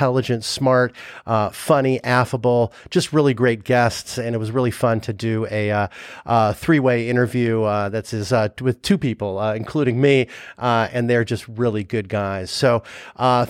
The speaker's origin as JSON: {"language": "English", "town": "Los Angeles", "region": "California", "country": "United States", "tie": "born or raised there", "said": "I grew up in LA. So I grew up in Sherman Oaks"}